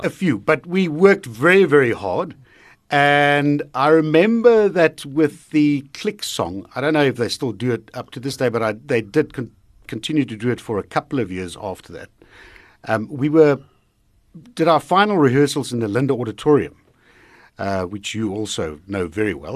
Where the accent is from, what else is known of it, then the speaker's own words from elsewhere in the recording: Heidelberg, Gauteng, South Africa; also born or lived in Drakensberg; That's where I come from. That's where I grew up. Uh, partly grew up in the Drakensberg, uh, but most of the time, Heidelberg. That's my hometown.